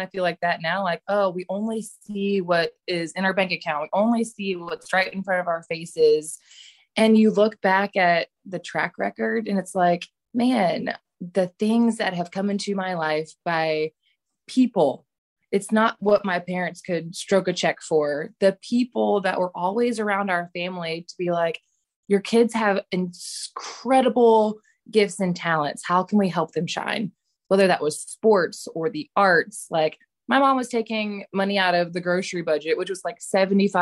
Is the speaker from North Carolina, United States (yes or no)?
yes; Charlotte, North Carolina, United States; moved away; I'm originally from Charlotte, North Carolina